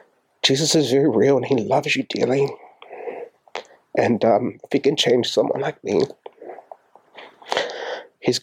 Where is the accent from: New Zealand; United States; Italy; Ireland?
New Zealand; Auckland; moved away as an adult; also born or lived in Australia